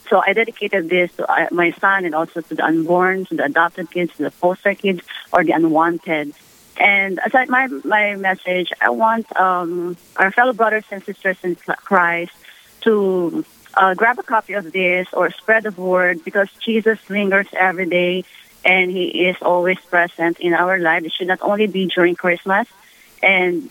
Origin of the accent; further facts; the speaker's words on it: Philippines; now in United States; I'm originally from the Philippines